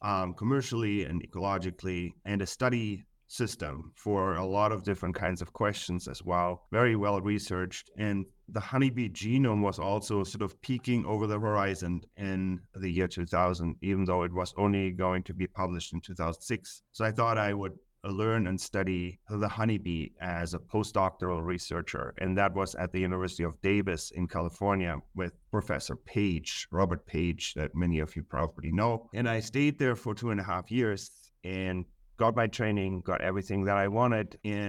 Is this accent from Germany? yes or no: yes; Germany; Yeah, so I grew up in Germany, and my father was a biologist